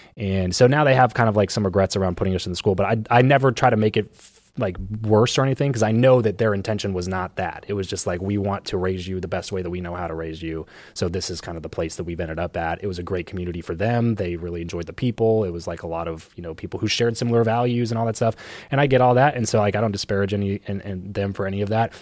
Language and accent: English; Southern California, United States; I grew up in SoCal